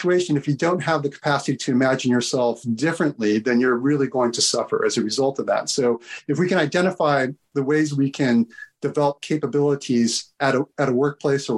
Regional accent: United States; moved away; also born or lived in Britain; being an outsider as an American

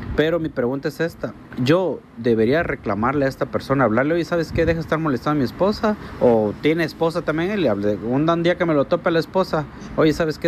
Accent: Mexico; Yo estuve trabajando en Canadá y soy mexicano

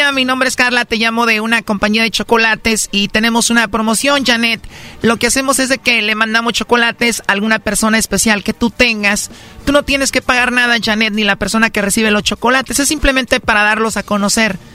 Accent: Guerrero, Mexico; now in Veracruz, Mexico; No, yo soy de Guerrero

